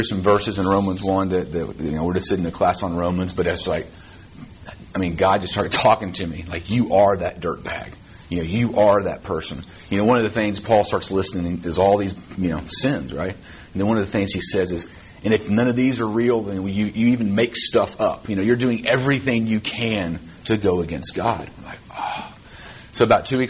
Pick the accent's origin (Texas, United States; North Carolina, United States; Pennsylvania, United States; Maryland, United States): Texas, United States; Dallas; I grew up here in Dallas. I went to Highland Park High School